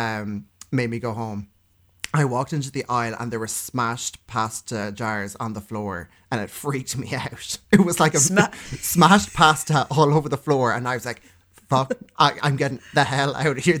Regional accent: Cork, Munster, Ireland; I'm from Cork City, which is in the south of Ireland

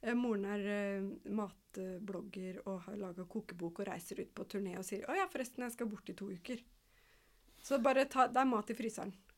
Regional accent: Kongsvinger, Innlandet, Norway; jeg er oppvokst i skogen ved Kongsvinger

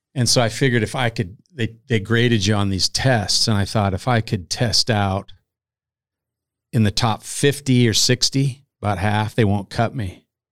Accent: about an hour north of Kearney, central Nebraska, United States; now in Omaha, United States; I am from central Nebraska

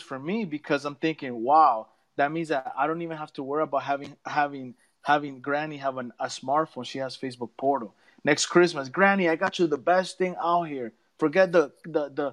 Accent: Nicaragua; now in Florida, United States; I'm from Nicaragua in Central America. I'm in Florida in the United States.

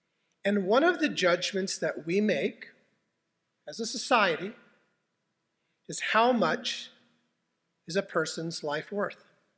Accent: Spokane, Washington, United States; I was born in Deaconess Hospital in Spokane, Washington, where my mom and my grandmother were born in that same hospital.

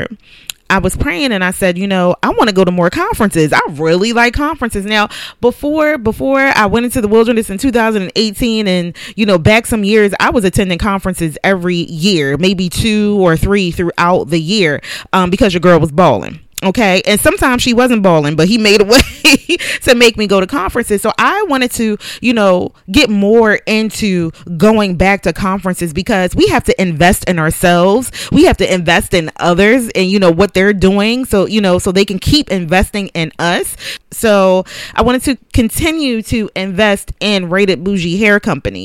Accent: Philadelphia, Pennsylvania, United States; moved away; I was born and raised in Philadelphia, so I knew Philadelphia.

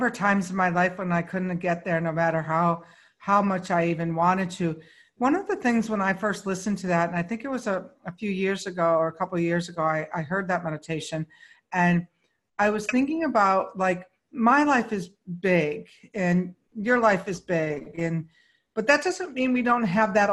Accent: Syracuse, New York, United States; now in Palm Springs, United States; I came from Syracuse.

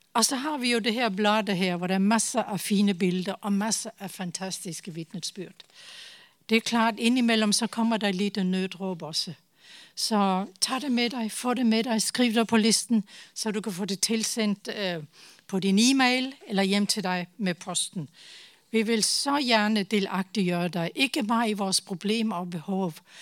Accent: Denmark; Norwegian is a second language; moved away as an adult; now in Tanzania; nå er jeg dansk

